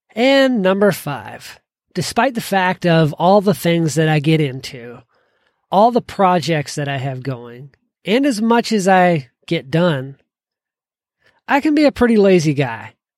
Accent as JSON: {"language": "English", "region": "Georgia", "country": "United States", "tie": "born or raised there", "said": "growing up in Georgia"}